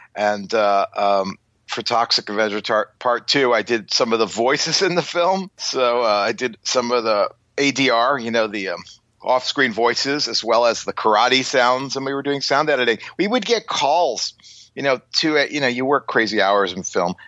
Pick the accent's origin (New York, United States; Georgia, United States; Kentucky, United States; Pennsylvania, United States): New York, United States; Long Island, South Shore; growing up in Long Island on the South Shore